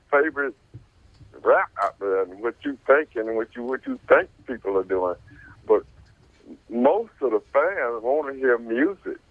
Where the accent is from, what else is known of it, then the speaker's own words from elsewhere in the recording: Ferndale, Michigan, United States; I grew up. I grew up in Ferndale, Michigan